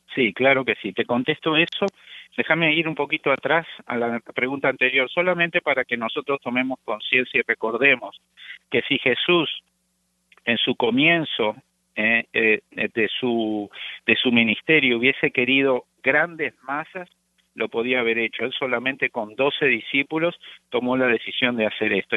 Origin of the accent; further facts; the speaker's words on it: Uruguay; now in United States; yo soy oriundo de Uruguay, junto con mi esposa somos uruguayos, nacidos allá, llevamos ya 33 años en los Estados Unidos